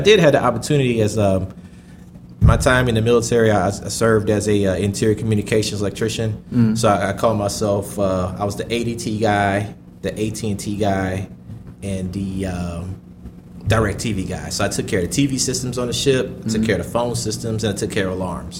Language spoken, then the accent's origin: English; Georgia, United States; I'm from Georgia